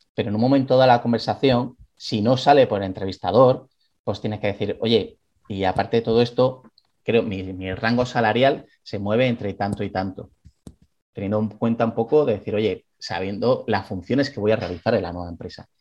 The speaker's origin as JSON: {"language": "Spanish", "region": "Galicia", "country": "Spain", "said": "soy gallego"}